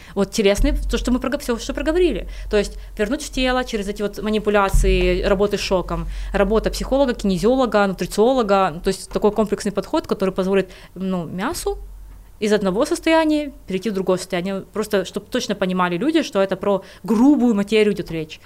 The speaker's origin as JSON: {"language": "Russian", "region": "Kyiv", "country": "Ukraine", "said": "я из Киева, я родилась в Киеве, Украина моя страна"}